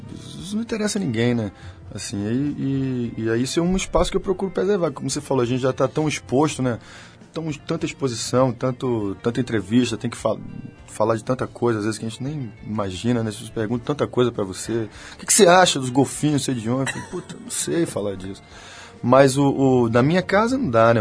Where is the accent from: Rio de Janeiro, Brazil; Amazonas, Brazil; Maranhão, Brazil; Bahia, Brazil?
Bahia, Brazil